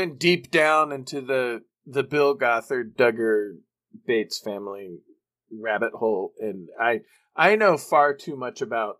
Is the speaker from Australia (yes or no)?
no; Canada; As a Canadian